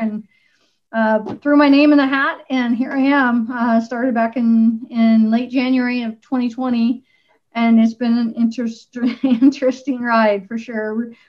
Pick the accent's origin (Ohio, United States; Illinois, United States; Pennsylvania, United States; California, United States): California, United States; born there; also born or lived in Washington; But I was born in Southern California and moved various parts of the country part of my younger life.